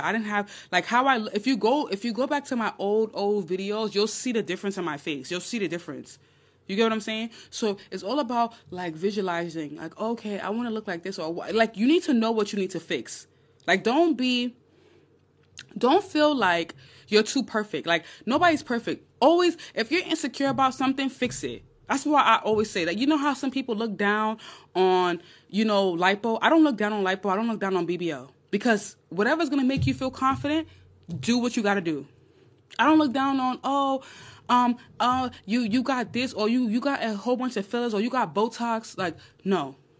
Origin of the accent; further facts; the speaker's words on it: Nigeria; I'm Nigerian